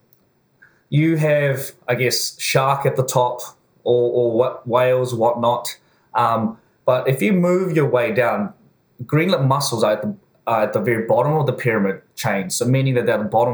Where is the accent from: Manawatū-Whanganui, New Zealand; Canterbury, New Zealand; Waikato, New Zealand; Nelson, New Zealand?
Canterbury, New Zealand; Christchurch; also born or lived in South Korea; I was born in Korea, raised in Christchurch.